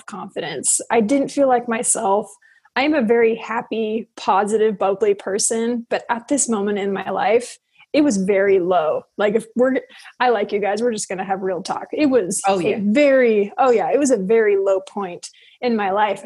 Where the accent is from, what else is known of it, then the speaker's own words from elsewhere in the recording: United States; also born or lived in Tokyo, Japan; I am American